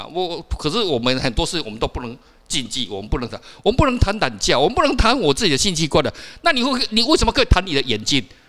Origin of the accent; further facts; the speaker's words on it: Kaohsiung, Taiwan; 我小时候住在那个高雄地区嘛，